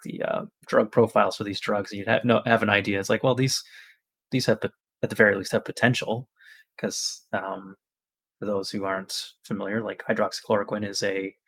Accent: Nova Scotia, Canada; I'm from Nova Scotia. I've been a paramedic here for 12 years since 2011

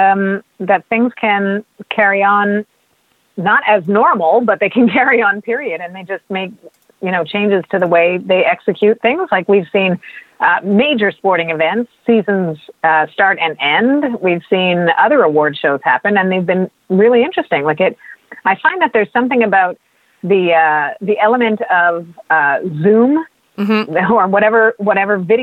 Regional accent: Canada; as a Canadian

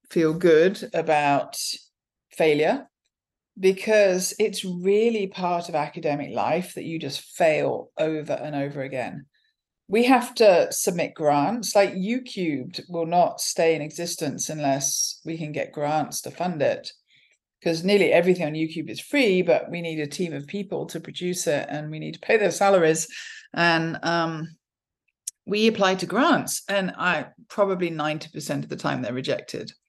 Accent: England, United Kingdom; moved away as an adult; now in Stanford, United States; I'm from England.

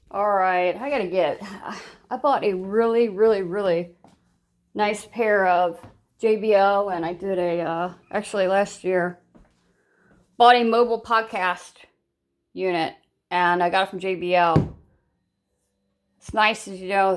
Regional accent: Ohio, United States; I'm from Ohio. I'm Buckeye by blood and nature. I was born and raised in Ohio

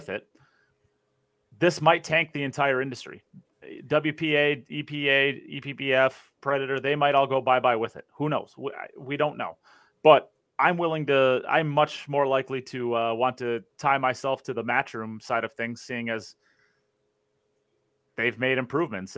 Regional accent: United States; as the American

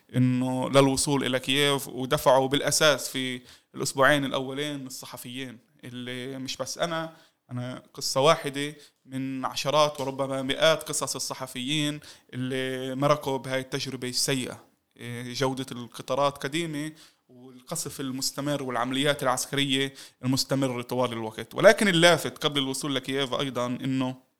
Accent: Palestine

